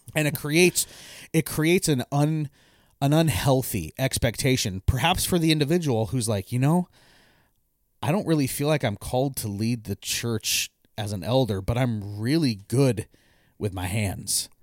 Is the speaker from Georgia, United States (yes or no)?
no; Eastern Washington, United States; When I grew up in Eastern Washington